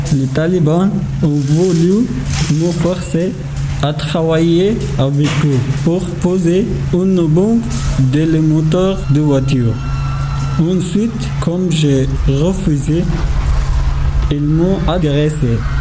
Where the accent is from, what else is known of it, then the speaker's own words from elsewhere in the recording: Afghanistan; French is a second language; moved away as an adult; also born or lived in Turkey / Serbia / Austria; now in France; J'ai quitté mon pays, l'Afghanistan, il y a 4 ans. Là-bas, je vivais dans une petite ville qui s'appelle Shahidabad